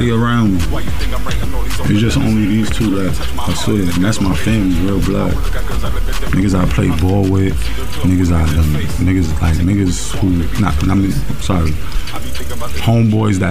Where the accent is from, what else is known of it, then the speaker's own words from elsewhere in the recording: New York City, New York, United States; moved away as an adult; now in Atlanta, United States; I'm from Brooklyn, Flatbush, Coney Island